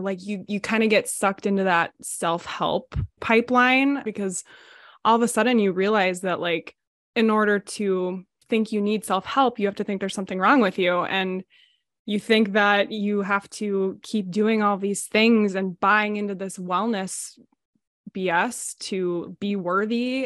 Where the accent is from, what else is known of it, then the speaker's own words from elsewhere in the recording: United States; I'm from the Minnesota, Wisconsin area, um, on the border. I've lived here my whole life